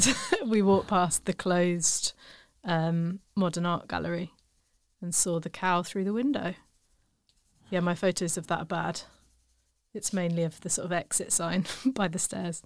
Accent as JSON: {"language": "English", "country": "United Kingdom"}